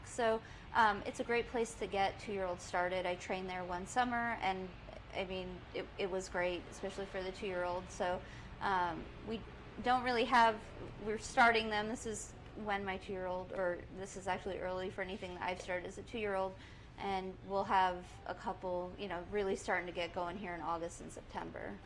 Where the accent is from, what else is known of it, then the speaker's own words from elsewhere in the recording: Southwest Florida, United States; moved away as an adult; now in Saratoga Springs, United States; I was born in Saratoga, uh, and my family was involved and still involved with uh, the Standardbreds, and that's how I got my start into any sort of racetrack life. And they, my parents got out of it when I was about nine years old, and we moved to Southwest Florida, which is where I grew up